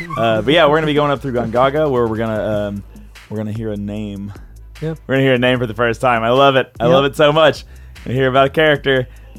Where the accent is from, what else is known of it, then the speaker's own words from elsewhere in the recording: Kentucky, United States; So I'm from Kentucky